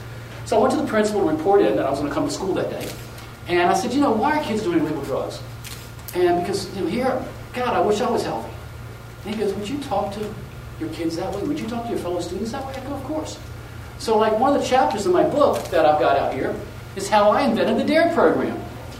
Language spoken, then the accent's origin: English; Virginia, United States; also born or lived in Miami / Portsmouth, Virginia; So I went back to Virginia, my home state.